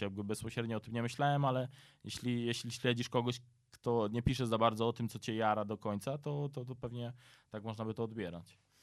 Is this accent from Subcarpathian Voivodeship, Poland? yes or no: yes; near Dębica, Subcarpathian Voivodeship, Poland; ja jestem z e, pod Dębicy, dokładnie ze Starszęcina